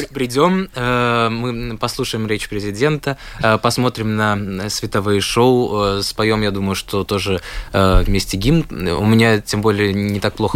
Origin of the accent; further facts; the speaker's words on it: Latvia; я из Латвии